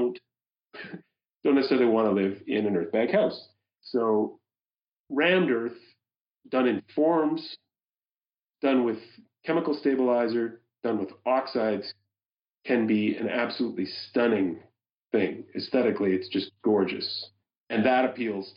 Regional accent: Winnipeg, Manitoba, Canada; I'm from Winnipeg. We have massive flooding issues there, the Red River

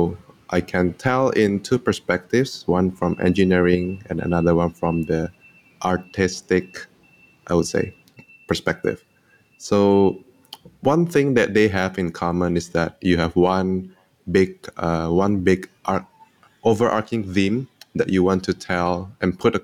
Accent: Indonesia; now in Singapore; I am from Indonesia, but currently based in Singapore

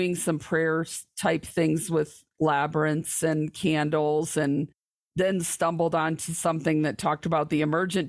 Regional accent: lower Michigan, United States; I was born and raised in the Church of the Nazarene in probably one of the more conservative parts of the church in the lower Michigan area.

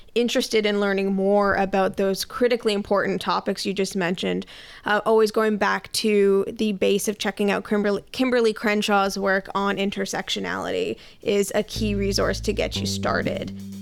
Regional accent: Canada; I am a very proud Canadian.

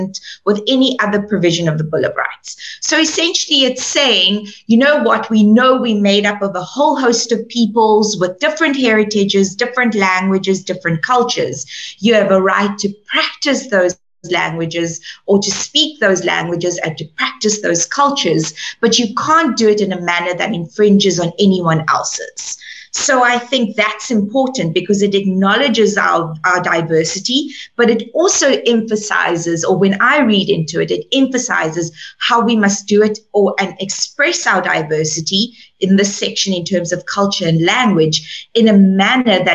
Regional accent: Cape Town, Western Cape, South Africa; moved away; the Cape Flats of where I come from

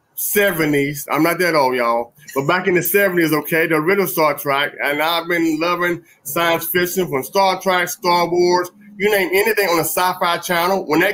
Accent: Statesville, North Carolina, United States; now in Charlotte, United States; I'm here in Charlotte, North Carolina, but I'm originally from Statesville, a little bit closer to the mountains.

